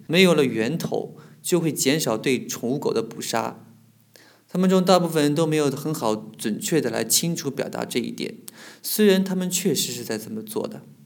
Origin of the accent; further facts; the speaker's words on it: southern China, China; also born or lived in Beijing; 我们家乡有史以来南方几乎最寒冷的一年